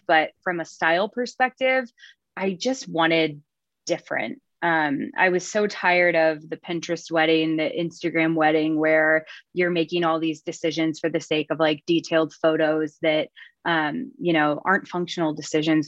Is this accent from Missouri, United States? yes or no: yes; Lake of the Ozarks, Missouri, United States; moved away as an adult; now in Wichita, United States; I am from Lake of the Ozarks, Missouri